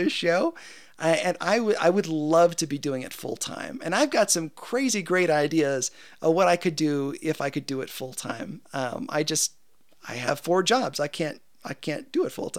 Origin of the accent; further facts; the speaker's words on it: United States; I'm an American and I am super thankful to be an American